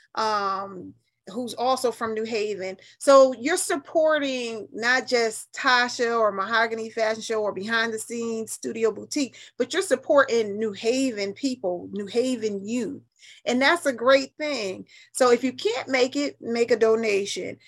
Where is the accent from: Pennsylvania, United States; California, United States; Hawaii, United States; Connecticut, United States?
Connecticut, United States; New Haven; moved away as an adult; now in Atlanta, United States; I'm a Yankee and I'm proud of it. I'm from New Haven